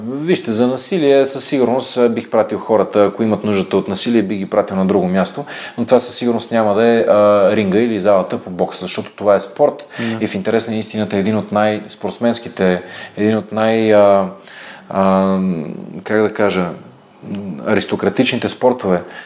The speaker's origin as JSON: {"language": "Bulgarian", "country": "Bulgaria", "said": "сме българи"}